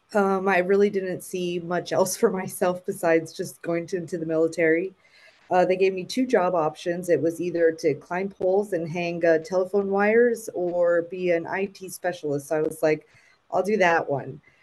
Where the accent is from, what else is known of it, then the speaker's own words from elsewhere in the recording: South Florida, United States; moved away as an adult; also born or lived in Puerto Rico; went to school for elementary, middle, and high down in South Florida